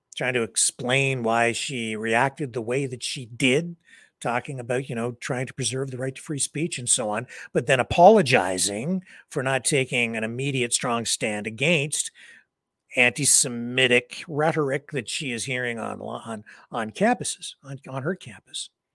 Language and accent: English; Canada; being a Canadian